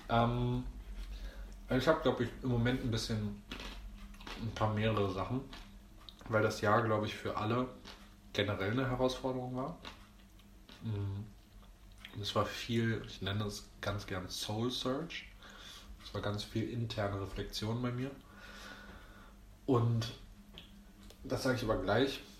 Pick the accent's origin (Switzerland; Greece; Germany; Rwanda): Greece; Ist ja auch irgendwie ein Römer, ich bin Grieche, aber ist auch egal.